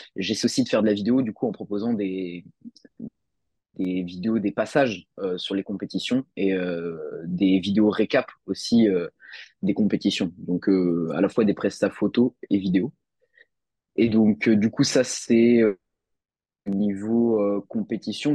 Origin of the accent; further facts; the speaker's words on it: Nantes, Pays de la Loire, France; je suis de Nantes